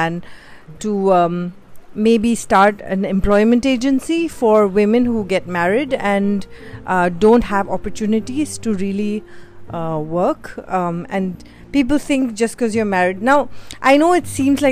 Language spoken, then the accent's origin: English; Mumbai, Maharashtra, India; moved away as an adult; also born or lived in Bhopal; I secretly tell everybody that I'm from Bhopal and not Bombay